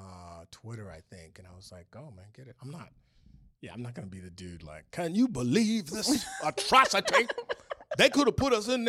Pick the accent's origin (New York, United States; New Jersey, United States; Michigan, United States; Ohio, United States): Michigan, United States; Detroit; Then he didn't find out till later that I was from Detroit.